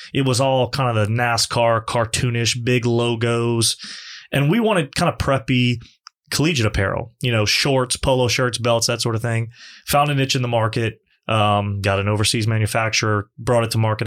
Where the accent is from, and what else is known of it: Lafayette, Louisiana, United States; born or raised there; also born or lived in Morgan City, Louisiana / Baton Rouge, Louisiana